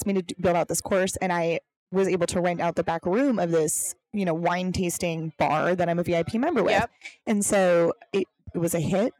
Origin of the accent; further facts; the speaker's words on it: Milwaukee, Wisconsin, United States; moved away as an adult; also born or lived in Minneapolis; now in Arizona, United States; I'd only known Milwaukee. Lived in Minneapolis for 4 years and then decided to move to Arizona. I didn't know anybody in Arizona.